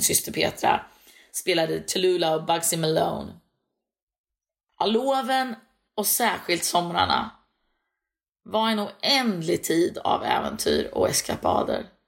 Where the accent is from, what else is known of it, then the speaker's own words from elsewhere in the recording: Örebro, Örebro County, Sweden; also born or lived in Näsinge, Strömstad, Bohuslän; Jag är född och uppvuxen i Örebro